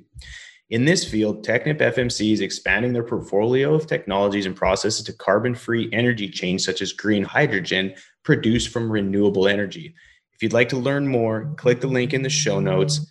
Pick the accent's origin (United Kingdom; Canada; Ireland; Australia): Canada; also born or lived in Alberta / British Columbia; now in Texas, United States; I grew up in Canada and Alberta and British Columbia, and I love being down in Texas